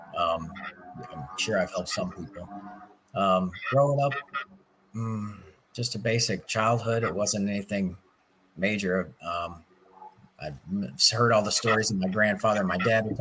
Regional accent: Belleville, Illinois, United States; I grew up in Belleville all my life

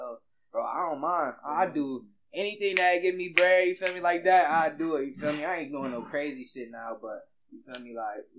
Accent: Germany; also born or lived in Louisiana; So, I'm from Louisiana. You feel me? I grew up in Germany, though.

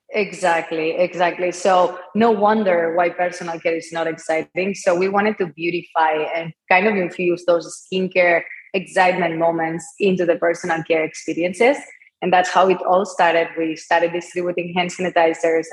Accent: Barcelona, Catalonia, Spain; English is a second language; moved away as an adult; as you can tell by my accent, I'm not from here, I'm from Barcelona. I was raised in an entrepreneurial family.

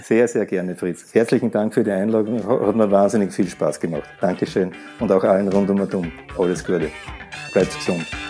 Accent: Austria

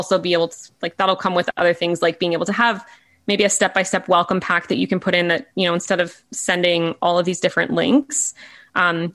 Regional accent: Canada; as a Canadian

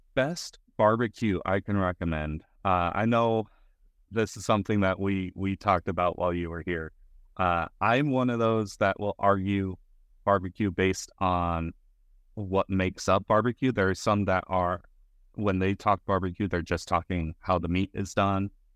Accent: Colorado, United States; now in Texas, United States; I was born in Texas, raised in Colorado, mostly growing up in, in Texas now

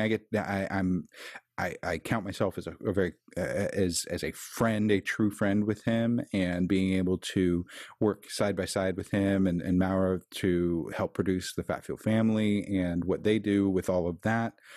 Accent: Kansas City, Missouri, United States; I'm from Kansas City

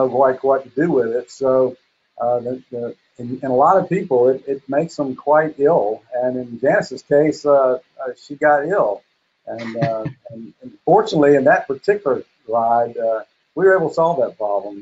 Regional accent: Cocoa, Florida, United States; I'm from Cocoa, Florida

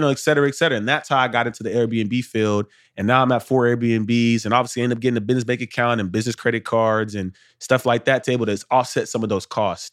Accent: Arlington, Texas, United States; I'm from Arlington, Texas, from the north side, man. Two-parent household, parents are married thirty years

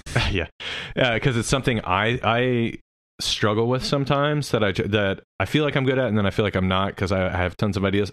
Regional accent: Oklahoma City, Oklahoma, United States; also born or lived in Norman, Oklahoma; I was from Oklahoma City

